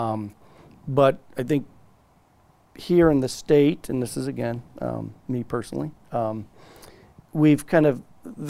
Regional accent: Indiana, United States; now in California, United States; I grew up in Indiana

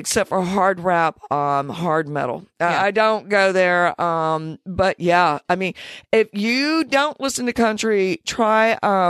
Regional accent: Deep South, United States; Growing up in the Deep South, you're taught to see color and to be divided on it.

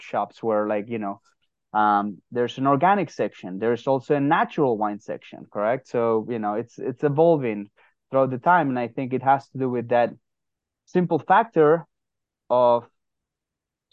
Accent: San Sebastian, Basque Country, Spain; moved away as an adult; now in United States; Originally from San Sebastian, Spain

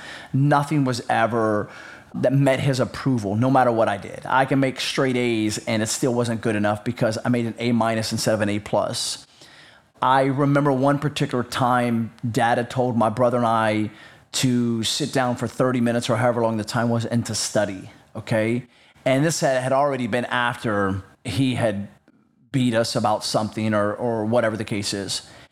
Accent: North Carolina, United States; We lived in North Carolina, which is, for clarification reasons, south of the Mason-Dixon line. So I am from the South.

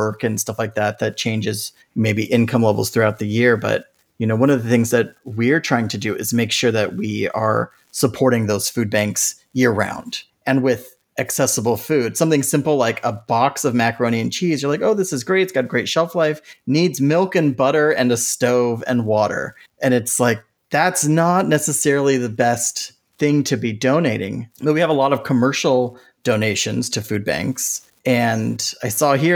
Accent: Santa Clara County, California, United States; I grew up in Santa Clara County

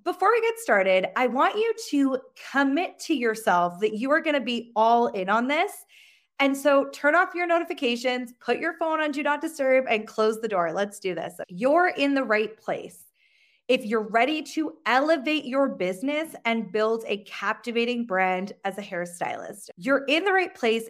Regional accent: Sheffield, Yorkshire and the Humber, United Kingdom; now in Canada; I'm originally from Sheffield, England, but I live in the, in Canada.

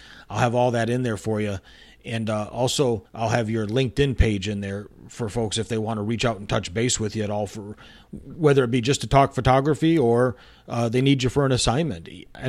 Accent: Michigan, United States; also born or lived in Arizona; now in Texas, United States; I've lived in Texas now for 12 years. I've lived in Arizona before this and was born and raised in Michigan

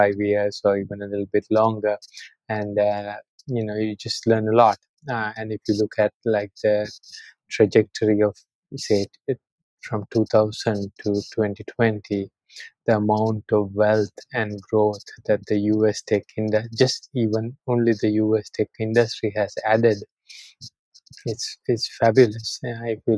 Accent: Sri Lanka; moved away as an adult; also born or lived in Austin, Texas, United States; I'm born and raised in Sri Lanka. I actually went to school here through high school

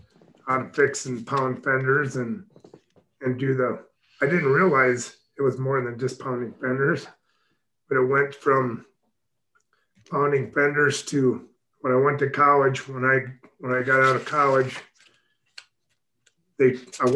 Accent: Mitchell, South Dakota, United States; also born or lived in Texas; I actually journeyed back to my hometown in Mitchell, South Dakota, and started my shop.

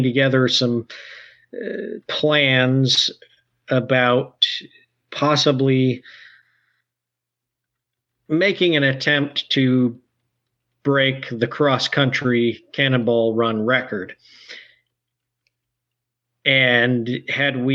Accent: Michigan, United States; moved away as an adult; also born or lived in Detroit, Michigan / Cleveland, Ohio; now in Kentucky, United States; growing up in Michigan and then moving to near Saginaw, moving to Detroit area when I was off to college

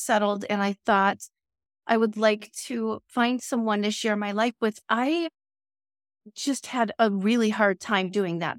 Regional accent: Chicago, Illinois, United States; I grew up in Chicagoland

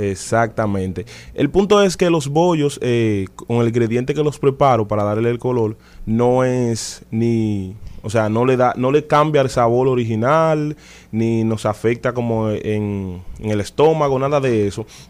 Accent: Dominican Republic; como dominicano, al fin

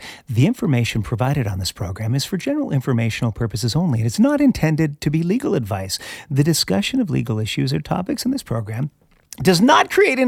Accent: Canada; moved away; I am originally from Canada as well

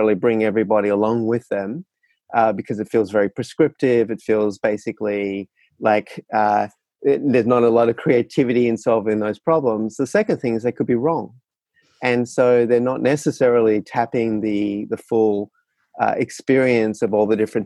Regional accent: Australia; moved away as an adult; now in San Francisco, United States; I am actually a resident of San Francisco, but was born and bred in Australia.

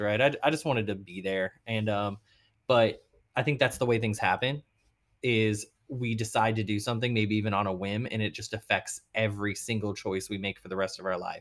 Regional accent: Arlington, Texas, United States; also born or lived in Boston / New York; now in New Orleans, United States; so I'm a Texas boy. I'm from Arlington, Texas

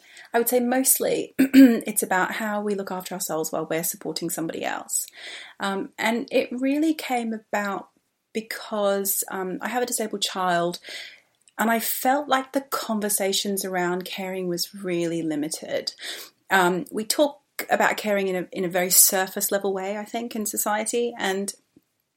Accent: Australia; now in London, United Kingdom; I am an Australian who's been in London for a very, very long time. I live in Southeast London

